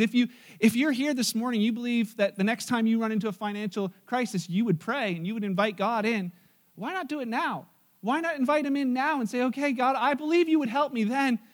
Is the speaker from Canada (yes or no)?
yes; Canada; we're Canadian